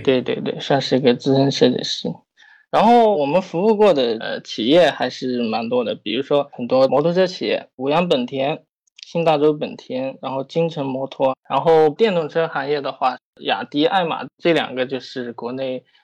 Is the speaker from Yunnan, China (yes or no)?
yes; Yunnan, China; now in Shanghai, China; 因为我家是云南的